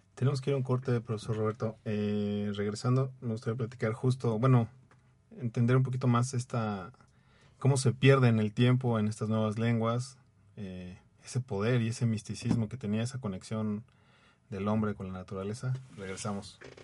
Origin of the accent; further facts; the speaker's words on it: Mexico; como mexicano